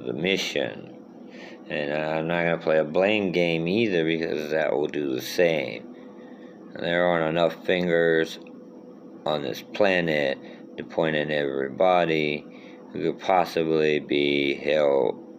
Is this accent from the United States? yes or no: yes; Thibodaux, Louisiana, United States; also born or lived in Houma, Louisiana; now in Baton Rouge, United States; my hometown of Thibodaux and Houma, where I lived for 12 years